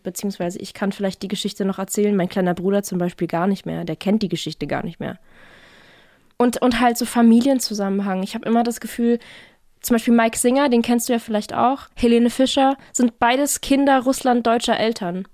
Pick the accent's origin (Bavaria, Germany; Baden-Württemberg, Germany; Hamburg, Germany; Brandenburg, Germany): Baden-Württemberg, Germany; Offenburg; Naja, also ich komme aus Offenburg. Das ist quasi nochmal so 20 Minuten südlich von Karlsruhe